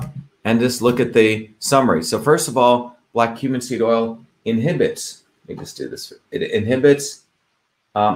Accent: India; moved away; when I grew up in India

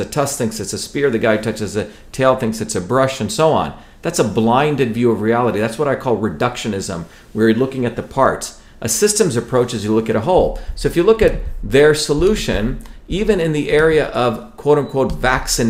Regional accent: India; moved away; growing up in India

